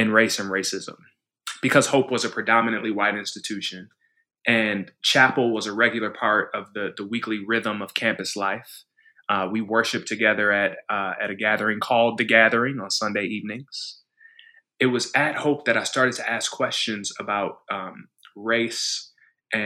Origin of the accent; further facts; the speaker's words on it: Evanston, Illinois, United States; So I grew up in Evanston, Illinois. So that's where I was born, which is it's a town just north of Chicago